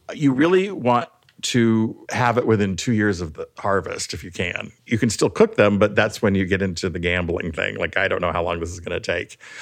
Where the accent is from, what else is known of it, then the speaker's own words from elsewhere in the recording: California, United States; I'm really from California